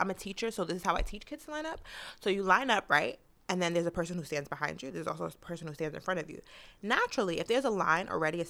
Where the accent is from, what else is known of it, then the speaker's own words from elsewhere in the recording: New York City, New York, United States; and we come from Queens.